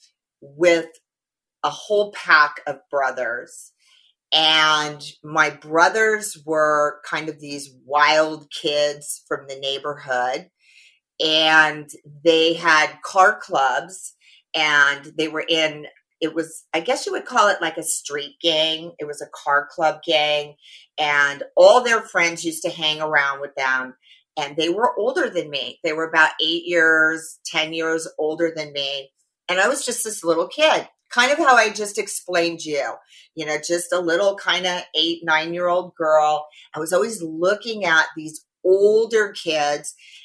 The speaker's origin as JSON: {"language": "English", "town": "Orange", "region": "California", "country": "United States", "tie": "born or raised there", "also_born_or_lived": "Los Angeles, California / Las Vegas, Nevada", "said": "I was originally from Orange County, Orange, California, Southern California girl. I grew up with a whole lot of brothers."}